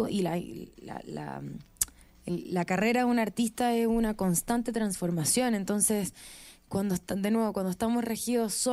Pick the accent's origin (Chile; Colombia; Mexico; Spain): Chile; Viña del Mar, Valparaíso; Sí, soy de Viña.